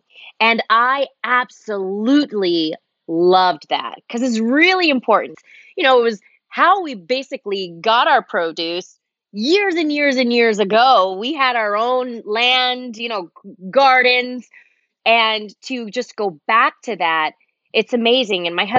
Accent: Los Angeles, California, United States; also born or lived in Germany; now in Northern California, United States; living in Los Angeles, I pretty much grew up there. I was born in Germany, but lived most of my life. I moved there when I was 11, and I just moved away from Los Angeles about 3 years ago.

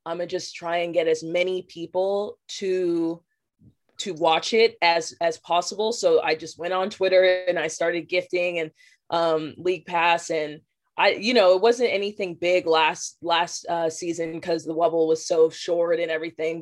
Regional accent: Las Vegas, Nevada, United States; born and raised in Las Vegas

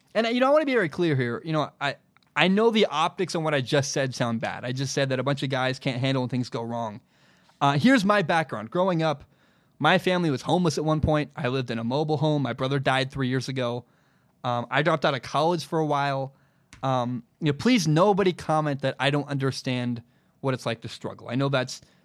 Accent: Portland, Oregon, United States; my hometown of Portland, Oregon

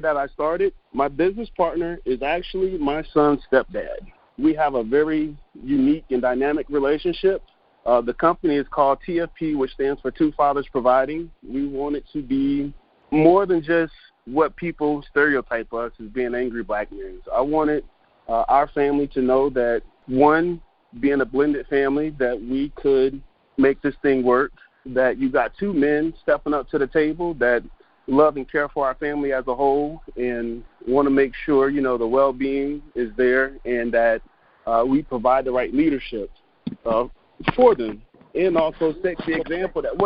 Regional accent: Fayetteville, North Carolina, United States; I am originally from Fayetteville, North Carolina.

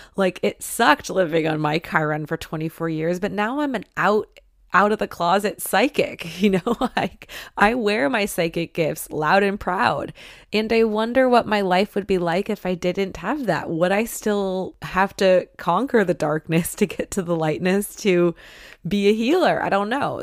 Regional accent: Detroit, Michigan, United States; moved away; I love Detroit, I love Michigan

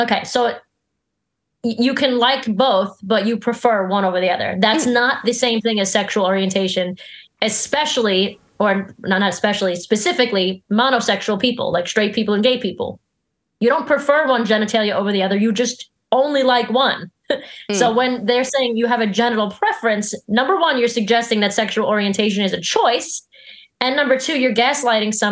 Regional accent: New York, United States; I'm a New Yorker

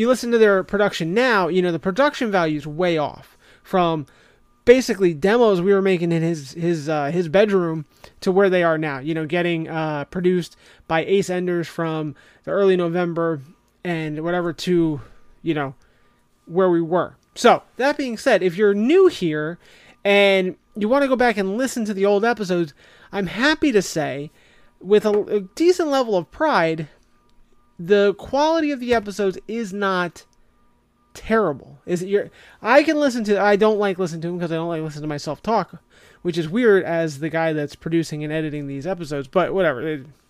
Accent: New Jersey, United States; I'm North Jersey, man. I'm Team Taylor Ham.

